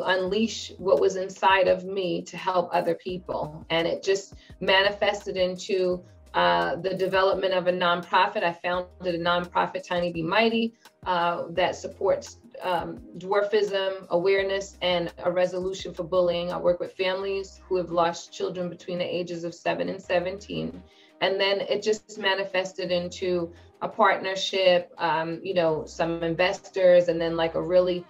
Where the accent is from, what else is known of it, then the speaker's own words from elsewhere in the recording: Bayonne, New Jersey, United States; I am a native of New Jersey. So, I grew up in Bayonne, New Jersey